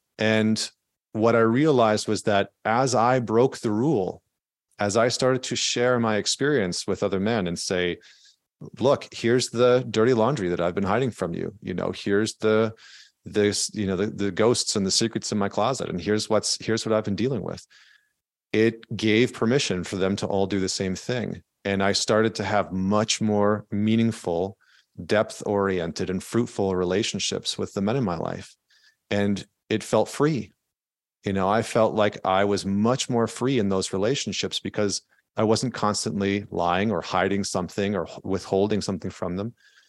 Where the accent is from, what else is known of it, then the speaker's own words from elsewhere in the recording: Alberta, Canada; I grew up in just outside of Edmonton, Alberta in Canada, which is kind of like the Texas of Canada.